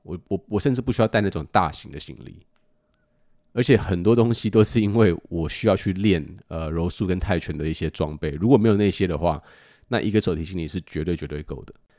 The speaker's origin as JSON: {"language": "Chinese", "country": "United States", "tie": "born or raised there", "said": "过去的我在美国长大"}